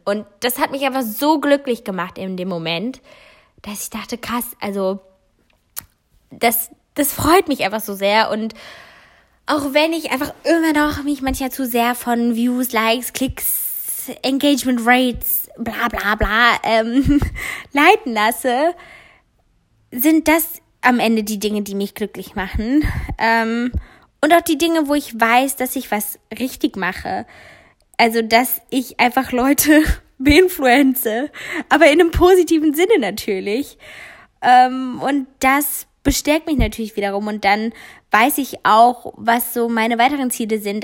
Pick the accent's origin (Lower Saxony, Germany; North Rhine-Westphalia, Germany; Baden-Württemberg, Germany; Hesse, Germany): Hesse, Germany; Giessen; moved away; ich komme aus der Ecke Gießen